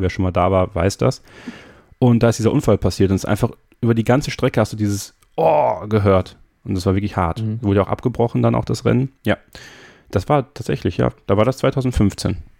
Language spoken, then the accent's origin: German; Sankt Vith, Wallonia, Belgium; Bin ja in St. Vitt geboren, das ist ungefähr in der Nähe von Spa-Francorchamps